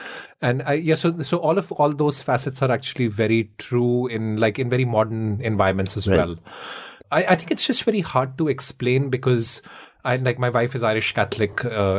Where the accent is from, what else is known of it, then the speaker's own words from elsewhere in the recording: Shimla, Himachal Pradesh, India; moved away as an adult; also born or lived in Delhi; now in United States; I grew up in the foothills of the Himalayas, actually, in a small town called Shimla.